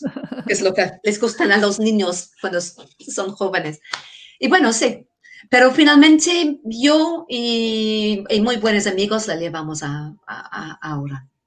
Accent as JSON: {"language": "Spanish", "region": "England", "country": "United Kingdom", "also_born_or_lived": "Denmark", "first_language": "English", "second_language": "Spanish", "moved": "as an adult", "lives_now": "Navarre, Spain", "said": "soy inglesa, vivía muchos años en Dinamarca"}